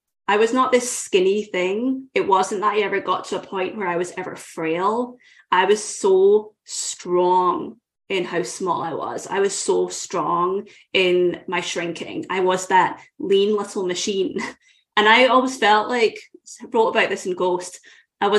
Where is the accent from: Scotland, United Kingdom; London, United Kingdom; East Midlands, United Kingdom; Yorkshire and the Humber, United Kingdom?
Scotland, United Kingdom; I grew up in Scotland